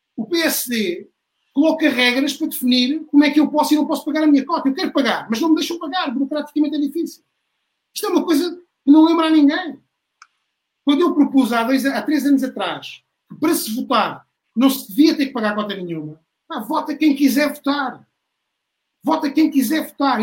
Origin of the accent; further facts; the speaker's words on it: Beja, Alentejo, Portugal; sou de Beja